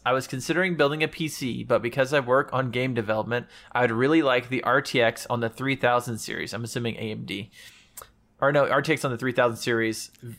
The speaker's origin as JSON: {"language": "English", "region": "Texas", "country": "United States", "said": "I'm Texan."}